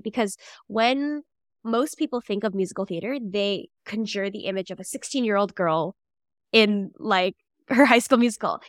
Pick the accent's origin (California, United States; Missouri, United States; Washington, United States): Missouri, United States; St. Louis; now in New York, United States; I grew up in Saint Louis, Missouri.